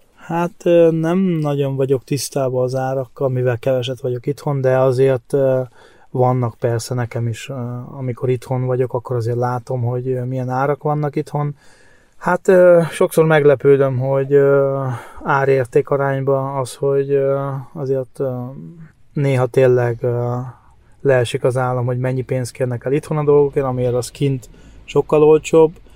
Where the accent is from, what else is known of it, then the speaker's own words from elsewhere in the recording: Hungary; moved away as an adult; now in Germany; én nem tagadom meg, hogy magyar vagyok, attól függetlenül, hogy már elég régóta itt kint vagyok